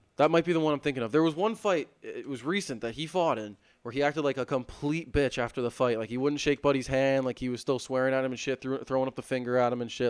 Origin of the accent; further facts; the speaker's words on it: Canada; we're fired up that it's on home soil